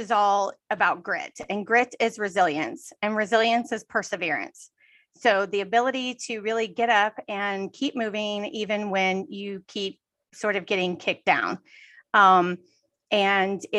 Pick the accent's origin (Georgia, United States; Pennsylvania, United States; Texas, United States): Texas, United States; now in California, United States; I'm originally from Texas, and we live in California